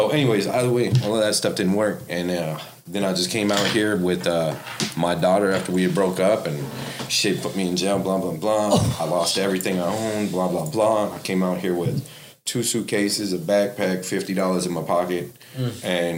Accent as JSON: {"language": "English", "town": "Las Vegas", "region": "Nevada", "country": "United States", "tie": "born or raised there", "moved": "as an adult", "lives_now": "Ohio, United States", "said": "Born and raised in Vegas. Went a lot around the world. Came to Ohio because I was all messed up in Vegas when I was about 21 years old."}